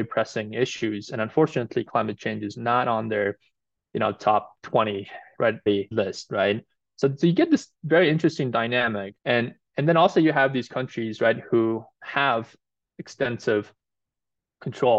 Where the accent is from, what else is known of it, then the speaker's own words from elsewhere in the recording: Mongolia; now in United States; I'm actually originally from Mongolia